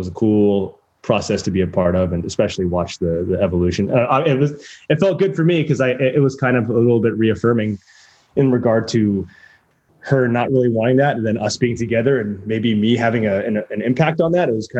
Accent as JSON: {"language": "English", "town": "San Diego", "region": "California", "country": "United States", "tie": "born or raised there", "said": "I was born and raised in South San Diego"}